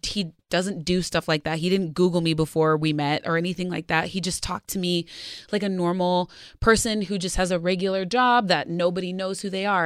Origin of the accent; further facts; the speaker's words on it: Arizona, United States; now in Los Angeles, United States; I grew up in Arizona